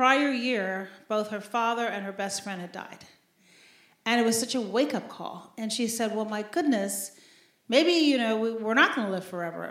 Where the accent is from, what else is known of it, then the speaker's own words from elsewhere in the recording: Chicago, Illinois, United States; also born or lived in Shiraz, Iran; I'm from Chicago